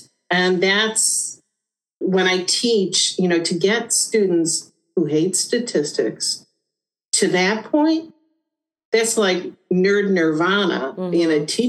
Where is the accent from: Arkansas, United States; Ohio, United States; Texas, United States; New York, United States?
Ohio, United States; Given I was from Ohio, my husband was from Indiana